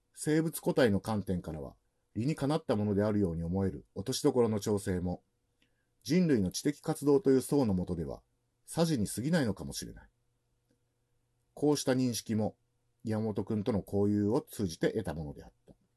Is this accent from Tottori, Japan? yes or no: yes; Yonago, Tottori, Japan; born or raised there